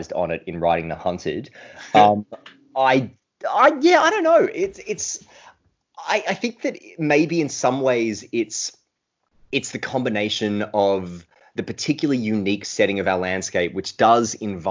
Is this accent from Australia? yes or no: yes; Australia; grew up in a small country town that was very similar to Wirrawee, the town depicted in those books